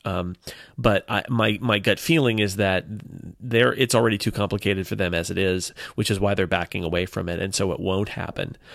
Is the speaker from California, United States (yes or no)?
yes; California, United States; I am Californian